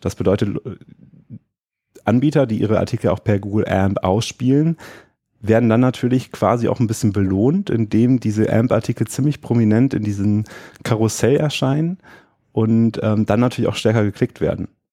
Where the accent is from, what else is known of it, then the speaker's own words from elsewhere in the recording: Düsseldorf, North Rhine-Westphalia, Germany; Hier in Düsseldorf, wo ich herkomme